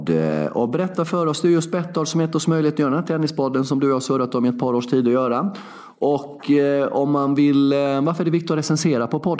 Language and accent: Swedish; Sweden; jag är svensk.